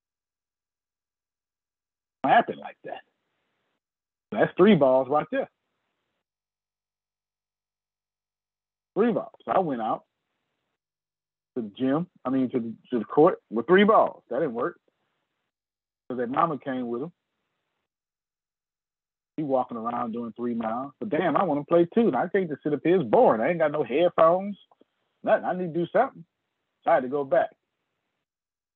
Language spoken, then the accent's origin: English; the South, United States; I'm from the South